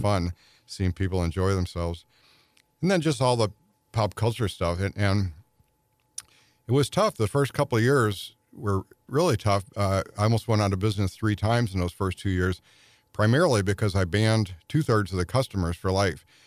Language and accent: English; Clayton, Missouri, United States; also born or lived in St. Louis; at first in an apartment in the city, and then most of my growing up years in, um, Clayton near Polo Drive and went to Merrimack Grade School